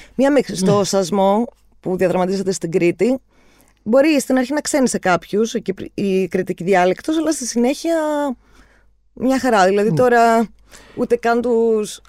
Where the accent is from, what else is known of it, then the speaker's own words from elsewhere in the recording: Cyprus; εμεί που είμαστε από την Κύπρο